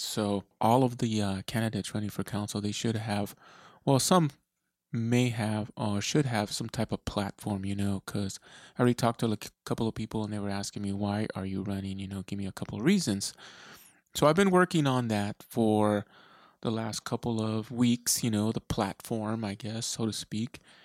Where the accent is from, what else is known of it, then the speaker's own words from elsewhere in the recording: Eloy, Arizona, United States; now in Tucson, United States; That's where I was uh, pretty much born and raised in Eloy, Arizona.